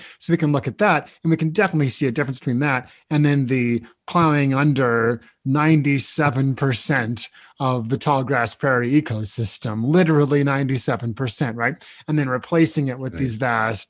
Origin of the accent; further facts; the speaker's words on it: Nebraska, United States; moved away; I grew up in Nebraska. I'm familiar with this landscape